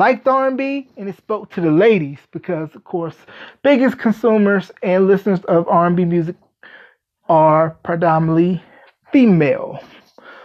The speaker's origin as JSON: {"language": "English", "region": "North Carolina", "country": "United States", "tie": "born or raised there", "said": "the great state of North Carolina, my home state."}